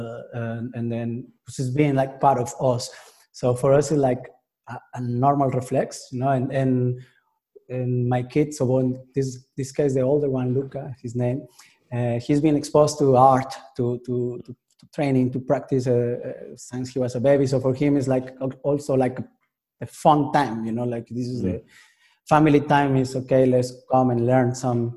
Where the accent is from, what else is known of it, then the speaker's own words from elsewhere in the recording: Mexico; now in Paris, France; I'm from Mexico originally